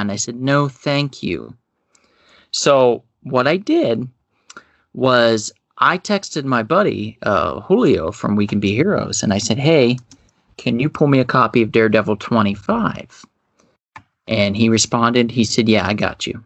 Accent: Ohio, United States; my hometown shop in Ohio

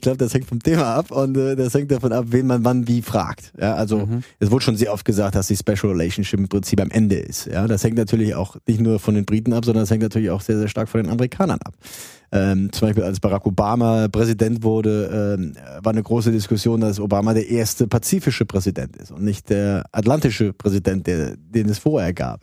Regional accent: Saarland, Germany; moved away as an adult; also born or lived in Trier; now in London, United Kingdom; ich komme ursprünglich aus dem Saarland, habe in Trier studiert Und bin dann zweitausend, zweitausendeinst, äh, nach London gegangen

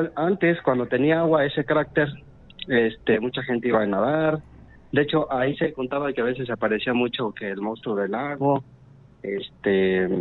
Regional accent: Valle de Santiago, Guanajuato, Mexico; soy de Valle de Santiago

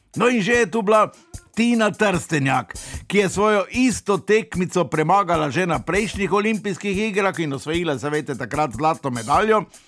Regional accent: Slovenia; Slovenci smo imeli tam prvič, žal tudi zadnjič, svojo slovensko hišico

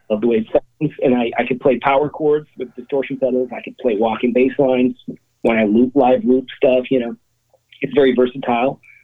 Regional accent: Cleveland, Ohio, United States; now in Dumont, United States; I grew up in Cleveland

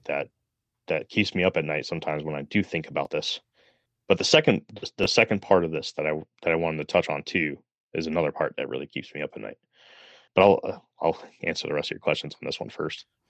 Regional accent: Middletown, Connecticut, United States; I grew up in Middletown, Connecticut

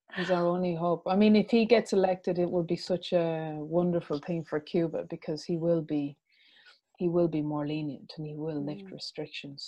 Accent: Ireland; we were irish

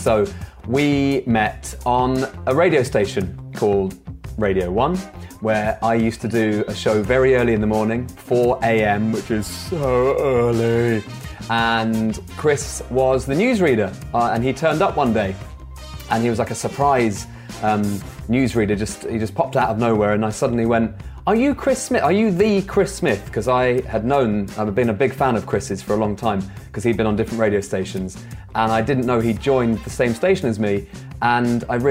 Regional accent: United Kingdom; And I am originally from a place in southeast London, or Kent, depending on who you ask

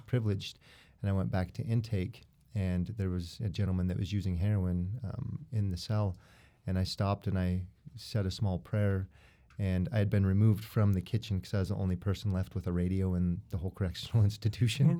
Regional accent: Utah, United States; born and raised in Utah.

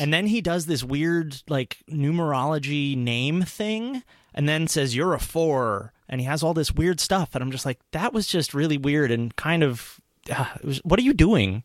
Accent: New York metro area, United States; I grew up in the New York metro area

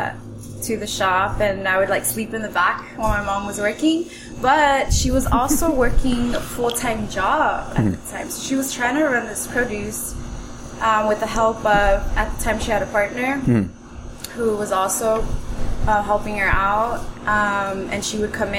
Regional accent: Huntington Park, California, United States; I was born and raised in Huntington Park

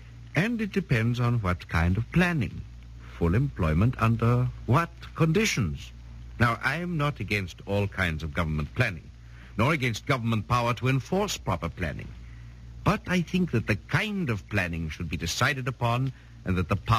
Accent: Vienna, Austria; English is a second language; moved away as an adult; also born or lived in United States / England; now in United Kingdom; I was born in Austria and lived in Vienna until 1931. Since then, I've spent my time in the United States and in England, and am now a British citizen.

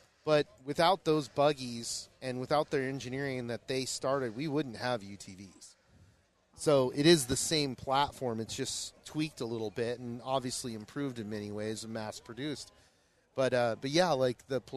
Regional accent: Kalamazoo, Michigan, United States; now in Southern California, United States; I'm from Michigan originally, from Kalamazoo, on the west side

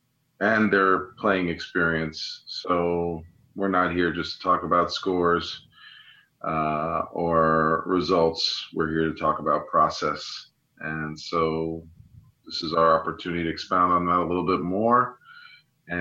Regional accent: New York, United States; live from New York, my hometown.

